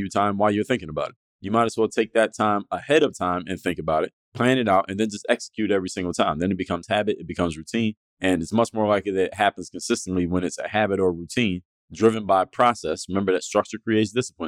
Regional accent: Philadelphia, Pennsylvania, United States; I'm from Philadelphia

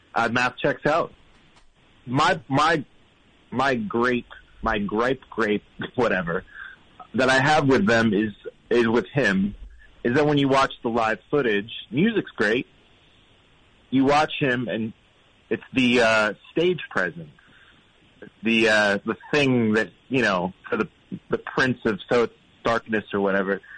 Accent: St. Petersburg, Florida, United States; moved away as an adult; now in Toronto, Canada; I'm originally from Florida, um, from St. Petersburg, Florida

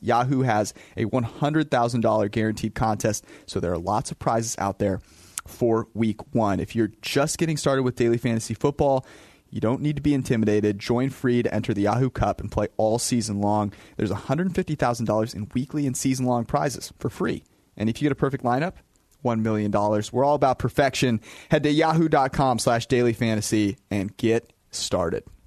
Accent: West Coast, United States; being on the West Coast for the majority of my life

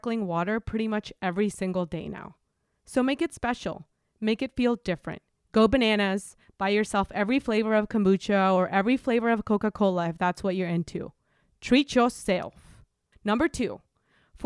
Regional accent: Mexico; moved away as an adult; now in United States; I'm from Mexico

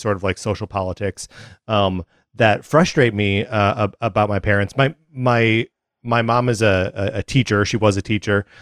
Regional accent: Kenosha, Wisconsin, United States; I grew up in Kenosha, Wisconsin

